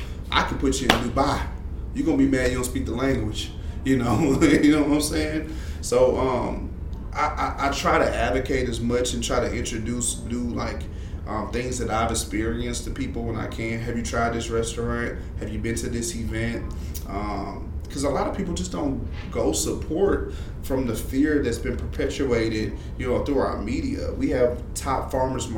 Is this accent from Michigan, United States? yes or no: no; Shreveport, Louisiana, United States; I grew up in Southern Hills, moved to Pines Road, went to South Highlands, Middle Magnet High